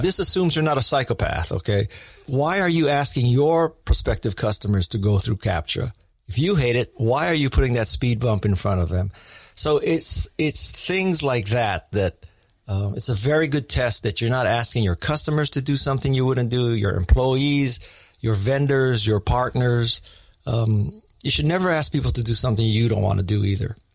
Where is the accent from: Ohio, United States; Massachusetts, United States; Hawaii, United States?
Hawaii, United States; Honolulu; I was born in Honolulu, Hawaii